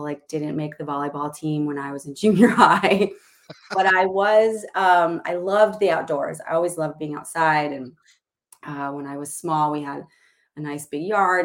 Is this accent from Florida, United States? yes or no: no; Illinois, United States; now in Seattle, United States; I grew up in Illinois